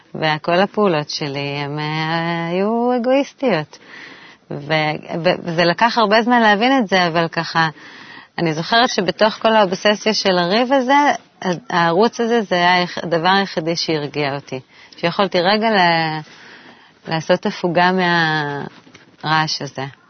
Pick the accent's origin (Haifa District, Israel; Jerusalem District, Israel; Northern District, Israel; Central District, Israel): Jerusalem District, Israel; Jerusalem; born or raised there; moved away as an adult; also born or lived in Tel Aviv; now in Tzukim, Israel